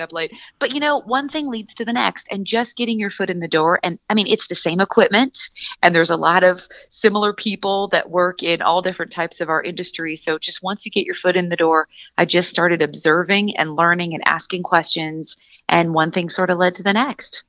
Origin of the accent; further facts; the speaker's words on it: Seattle, Washington, United States; also born or lived in Santa Barbara, California; born and raised in Seattle, Washington